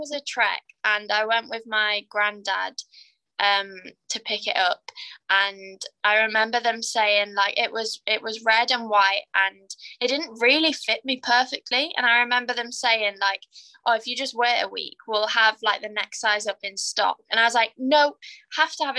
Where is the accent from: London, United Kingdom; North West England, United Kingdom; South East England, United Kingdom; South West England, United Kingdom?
North West England, United Kingdom; Carlisle; I'm from Carlisle, and that is very north